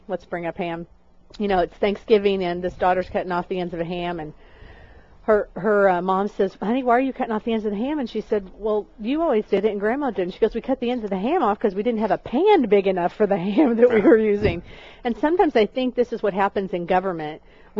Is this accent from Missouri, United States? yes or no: yes; Raytown, Missouri, United States; I'm from Missouri. I'm from Raytown, Missouri.